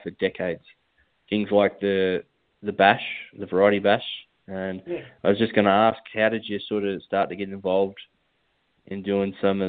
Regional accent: West Wallsend, New South Wales, Australia; So I grew up in West Wallsend, not far from your clothing factory, and I consider myself a Novocastrian through and through

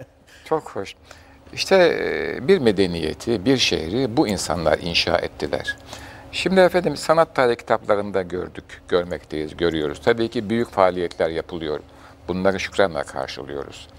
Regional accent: Istanbul, Turkey; Bayezid'de doğdum, Soğanağa'da, e, orada bir ilk mektebe başladım.

